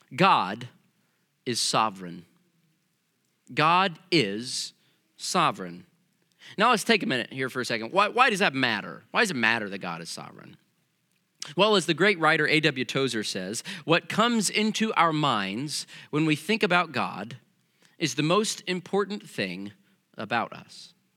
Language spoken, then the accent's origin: English; Missouri, United States; growing up in Missouri